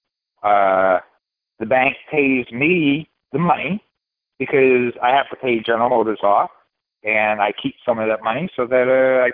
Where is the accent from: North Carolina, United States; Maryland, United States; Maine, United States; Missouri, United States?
Maine, United States; we're from Maine, and we don't use R's